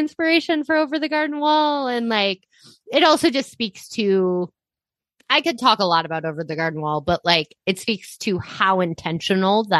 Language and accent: English; Iowa, United States; I'm growing up in Iowa